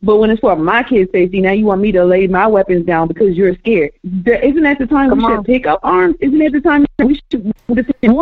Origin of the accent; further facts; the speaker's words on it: Baltimore, Maryland, United States; I'm from Baltimore, Maryland